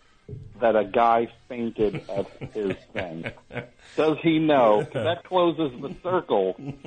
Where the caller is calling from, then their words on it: San Francisco, California, United States; San Francisco.